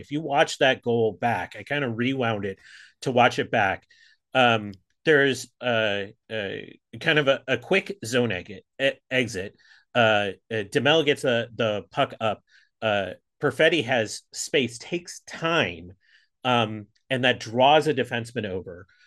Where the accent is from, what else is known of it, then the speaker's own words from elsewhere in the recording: Pittsburgh, Pennsylvania, United States; also born or lived in Buffalo, New York; now in San Francisco, United States; I really grew up outside of Pittsburgh